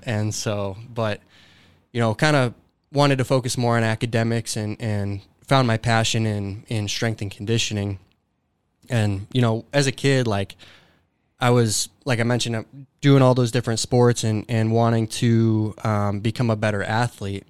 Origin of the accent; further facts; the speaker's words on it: Dubuque, Iowa, United States; grew up in Dubuque, Iowa, um, and went to high school at Dubuque Senior High School